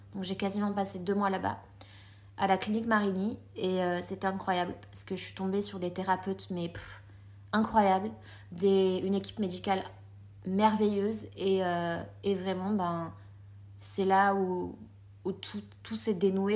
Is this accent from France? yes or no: yes; France; also born or lived in Colombia; je suis née en Colombie. et à l'âge de 3 ans, ma maman m'a amenée en France.